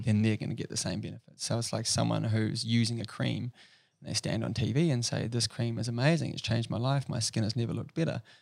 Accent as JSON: {"language": "English", "town": "Rotorua", "region": "Bay of Plenty", "country": "New Zealand", "tie": "born or raised there", "also_born_or_lived": "Dunedin", "said": "I grew up in a small place in New Zealand called Rotorua"}